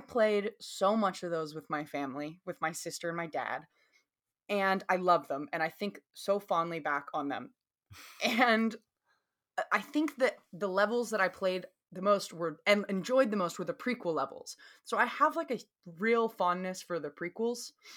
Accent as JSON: {"language": "English", "region": "the South", "country": "United States", "accent": "Southern", "said": "my Southern accent"}